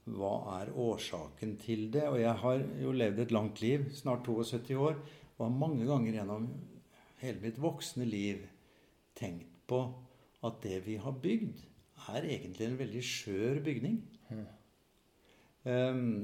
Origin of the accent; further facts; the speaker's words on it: Fredrikstad, Østfold, Norway; now in Molde, Norway; jeg er østlending fra Fredrikstad